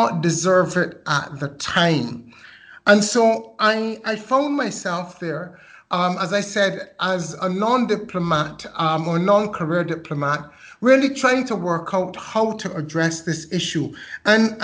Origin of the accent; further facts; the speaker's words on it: London, United Kingdom; moved away; also born or lived in Barbados; I was born in London. So I was Barbados's first London-born High Commissioner.